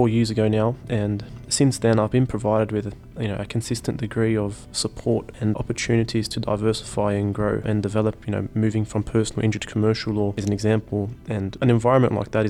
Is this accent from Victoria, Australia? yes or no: no; Mascot, New South Wales, Australia; I grew up in Mascot.